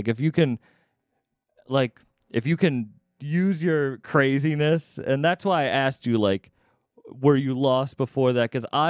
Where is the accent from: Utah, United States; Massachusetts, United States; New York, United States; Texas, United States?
Massachusetts, United States; I'm from Massachusetts.